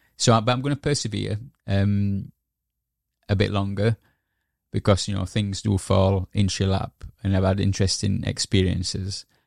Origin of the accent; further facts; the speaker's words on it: Yorkshire and the Humber, United Kingdom; moved away as an adult; also born or lived in Edinburgh; I moved back, uh, to Yorkshire, um, um, 'cause my mother was ill. And yeah, so I stayed, I reconnected back with my hometown